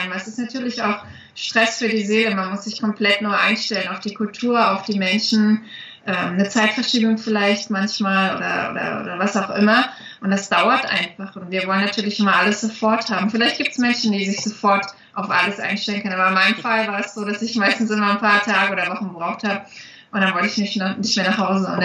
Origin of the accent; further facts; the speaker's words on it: East Germany, Germany; ich komme ja aus dem Osten und meine Eltern hatten nie die Möglichkeiten, die kannten das nicht anders.